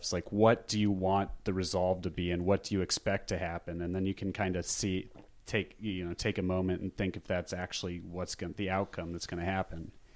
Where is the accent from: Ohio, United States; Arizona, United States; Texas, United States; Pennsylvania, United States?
Arizona, United States; Scottsdale; now in Los Angeles, United States; growing up in Scottsdale, Arizona